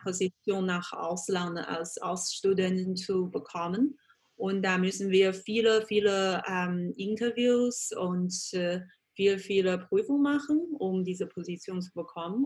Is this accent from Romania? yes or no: no; Changzhou, Jiangsu, China; German is a second language; moved away as an adult; also born or lived in Beijing / Germany / Vienna; ganz, ganz typische, äh, traditionell chinesische Familie, äh, also in der Nähe von Shanghai. Das heißt, ähm, Jingtan oder Changzhou